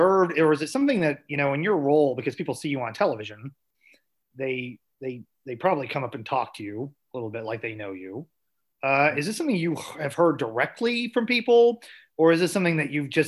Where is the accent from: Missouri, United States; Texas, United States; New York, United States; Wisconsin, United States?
Missouri, United States; Southwest; I'm from Southwest Missouri, more cattle based.